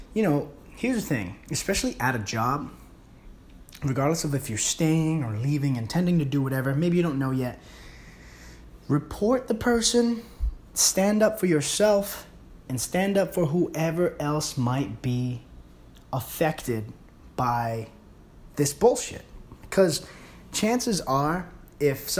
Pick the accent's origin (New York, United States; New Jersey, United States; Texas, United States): New York, United States; New York City; I grew up in the Bronx